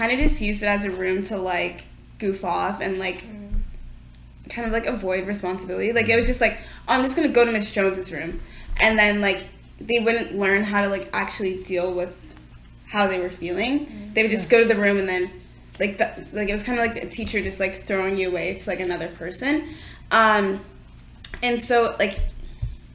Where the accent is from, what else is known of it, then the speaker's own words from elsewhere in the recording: Mississauga, Ontario, Canada; I grew up in Mississauga, so I grew up in the suburbs